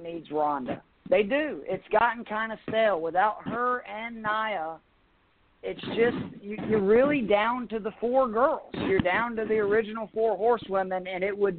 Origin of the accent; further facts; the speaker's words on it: Atlanta, Georgia, United States; I'm from Atlanta